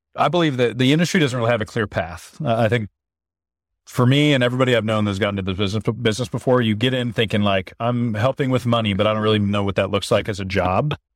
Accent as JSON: {"language": "English", "region": "Oregon", "country": "United States", "tie": "born or raised there", "said": "I grew up small town in Oregon"}